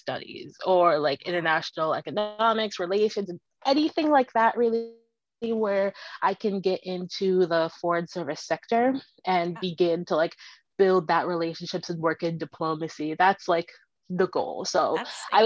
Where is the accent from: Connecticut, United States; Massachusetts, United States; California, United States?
Connecticut, United States; Manchester; also born or lived in Philadelphia; I am from Manchester, Connecticut. I've lived here my entire life, except for the 4 years I spent in Philadelphia